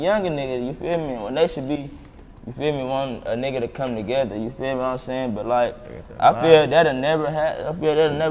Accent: Murfreesboro, Tennessee, United States; I'm from Murphy, bro

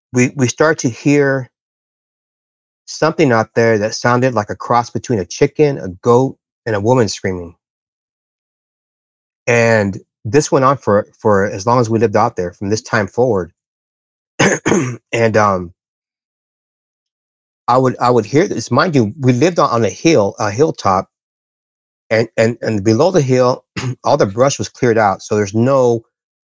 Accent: Bermuda Dunes, California, United States; also born or lived in Palm Desert, California; we moved from Palm Desert out to a place called Bermuda Dunes. And this is out in the middle of nowhere, the desert

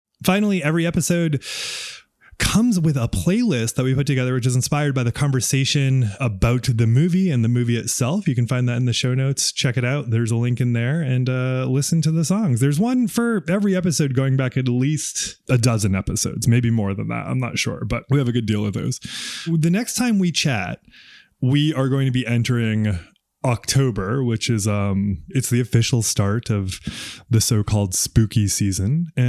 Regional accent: New England, United States; I'm from New England, the part that has no Italians in it.

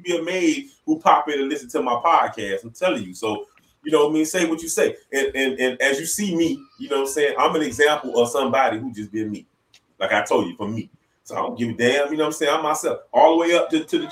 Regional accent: Florida, United States; I'm from Florida

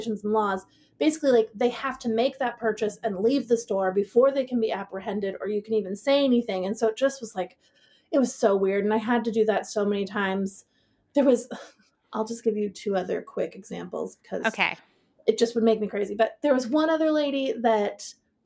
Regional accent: Seattle, Washington, United States; moved away as an adult; also born or lived in Manhattan, New York / Portland; I was born in Manhattan, grew up in Seattle.

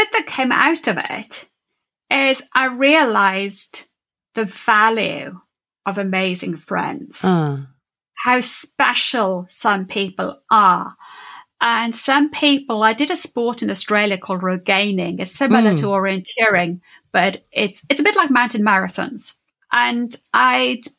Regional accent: Wales, United Kingdom; I'm Welsh speaking, Welsh

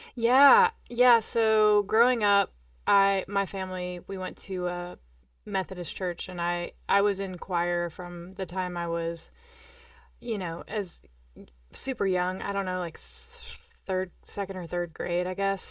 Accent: Johnson City, Tennessee, United States; also born or lived in Normal, Illinois; I was born in Normal, Illinois, and we moved to Johnson City, Tennessee

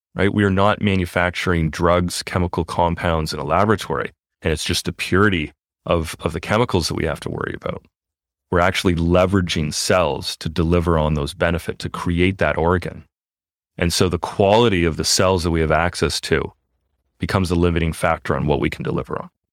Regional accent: Canada; moved away; we are from Canada originally

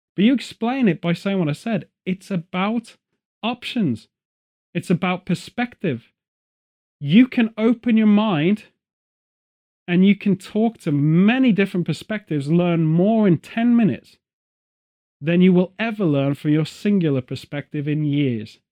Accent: United Kingdom; as a British person

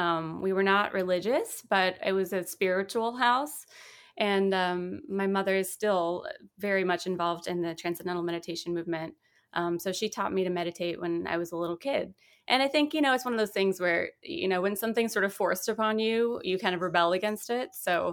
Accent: Vacaville, California, United States; also born or lived in Seattle; Oh, well, I was born in Northern California in a little town called Vacaville. My dad was in the military, so we moved a few times and ended up in Seattle.

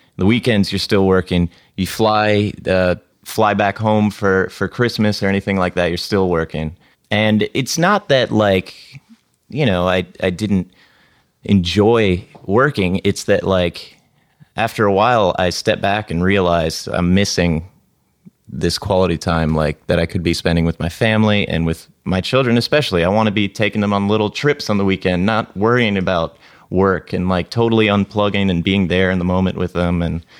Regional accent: Florida, United States; moved away as an adult; now in San Francisco, United States; I'm from Florida.

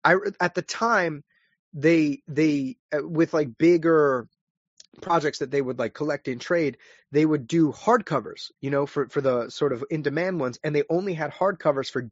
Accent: New London, Connecticut, United States; I'm originally from New London, Connecticut, small town

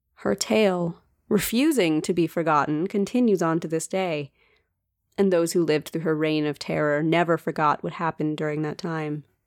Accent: United States; accent: American; my painfully American accent

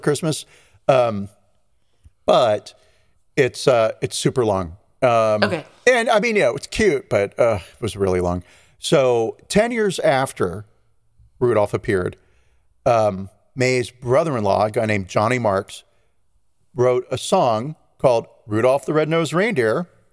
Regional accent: United States; I'm not Catalonian, but I am American

